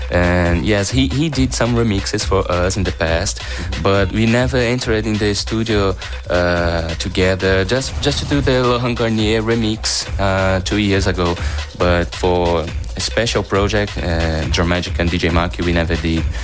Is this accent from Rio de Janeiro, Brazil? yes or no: no; São Paulo, Brazil; Yes, I'm from Sao Paulo.